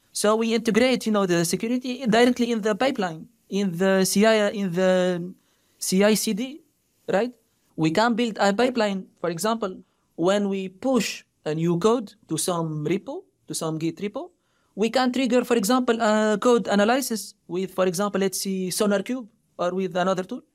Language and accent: English; Tunisia; moved away as an adult; also born or lived in France; now in United States; I came from Tunisia